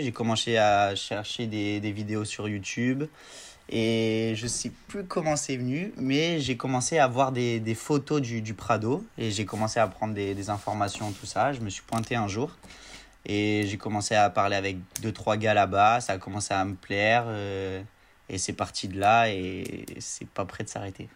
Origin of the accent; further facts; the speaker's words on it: Marseille, Provence-Alpes-Côte d'Azur, France; Je viens de Marseille